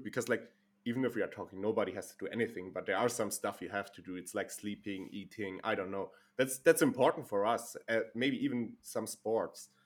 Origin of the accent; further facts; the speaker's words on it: Germany; I'm living and born in Germany